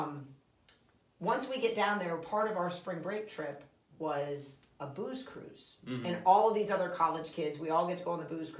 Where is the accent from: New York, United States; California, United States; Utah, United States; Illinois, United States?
New York, United States; Highland Falls; I'm from Highland Falls. I've already told you guys I'm a local